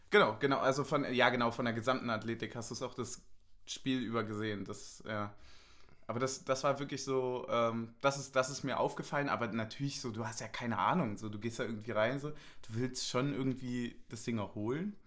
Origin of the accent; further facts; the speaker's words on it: Germany; als Deutscher mit blonden Haaren